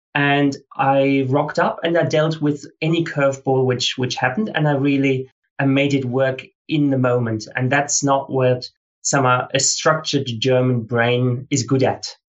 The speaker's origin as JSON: {"language": "English", "country": "Australia", "said": "I ran the fastest 24 hour race at the World Championships as an Australian ever"}